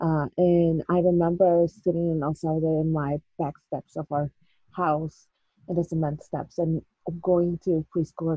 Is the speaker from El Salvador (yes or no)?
yes; El Salvador; English is a second language; moved away; also born or lived in Corbett, Oregon; I came from El Salvador and I was very much a city person.